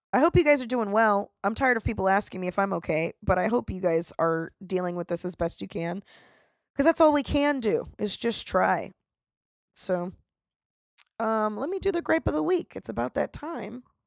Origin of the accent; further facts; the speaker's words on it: Florida, United States; I'm from Florida